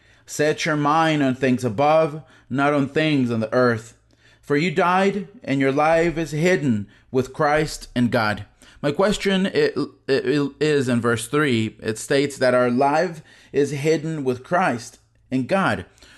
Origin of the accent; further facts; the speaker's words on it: Ecuador; I'm from Ecuador, and I hope the day will come in Ecuador where there will also be people who are in government